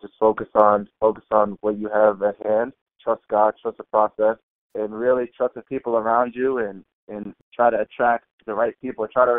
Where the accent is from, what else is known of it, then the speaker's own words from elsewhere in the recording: London, United Kingdom; born there; now in Massachusetts, United States; Like you said, I was born in London. I live in Massachusetts right now.